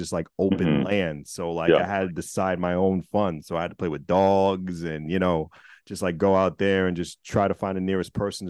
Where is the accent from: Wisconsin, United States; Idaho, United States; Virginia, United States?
Virginia, United States; I was born in Virginia.